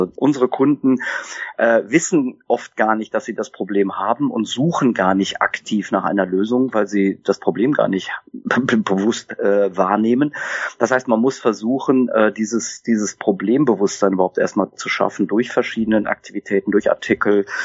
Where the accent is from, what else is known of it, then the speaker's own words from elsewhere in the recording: North Rhine-Westphalia, Germany; born there; Also ich bin geboren im Sauerland habe dann äh, Betriebswirtschaftslehre studiert an der Uni in Siegen